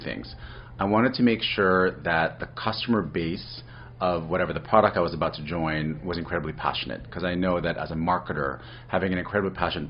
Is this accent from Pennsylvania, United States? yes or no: no; New York City, New York, United States; I'm originally from New York City